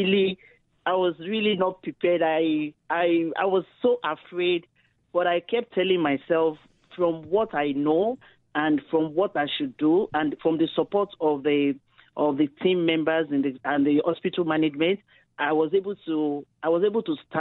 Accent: Nigeria; now in Canada; I was born in Nigeria. I relocated to Canada 2007.

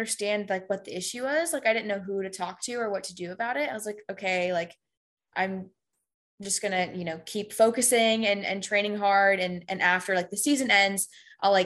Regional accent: Houston, Texas, United States; moved away as an adult; I'm from Houston

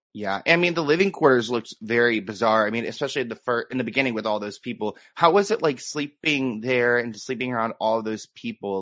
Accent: United States; born or raised there

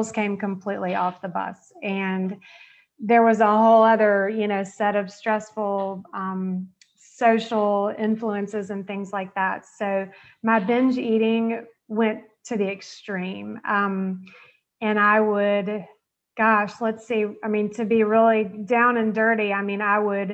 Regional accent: Georgia, United States; I grew up in the South. I'm from Georgia

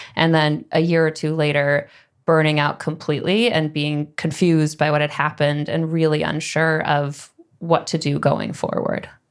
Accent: Midwest, United States; moved away as an adult; also born or lived in San Francisco / New York; I grew up in the Midwest

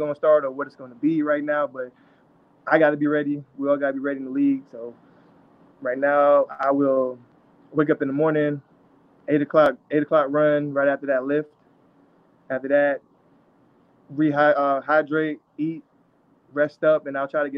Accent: Elmont, New York, United States; moved away; also born or lived in Pittsburgh; I grew up in Elmont, New York and Long Island

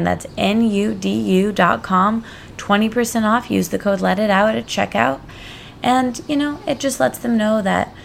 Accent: Michigan, United States; moved away as an adult; also born or lived in Detroit / Brooklyn, New York; now in New York City, United States; I'm from Michigan, but I moved here about 5 years ago for my job

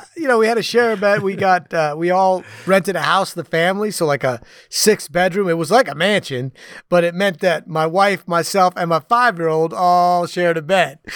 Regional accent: New York City, New York, United States; moved away; I grew up in the New York City area

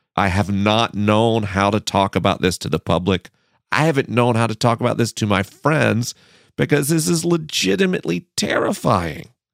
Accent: Tallahassee, Florida, United States; moved away; my hometown, Tallahassee, Florida

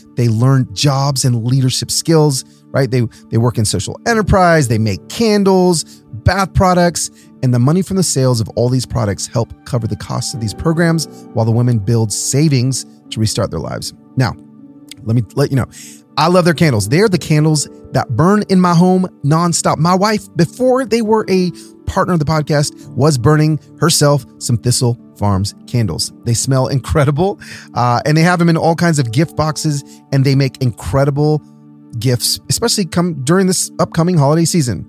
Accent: Nashville, Tennessee, United States; my hometown of Nashville

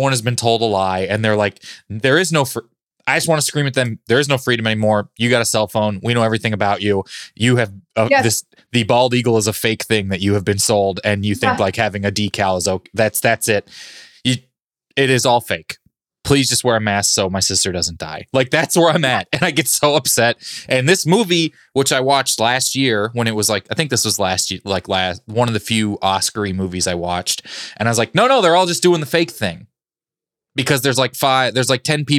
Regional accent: Kansas City, United States; I grew up in Kansas City

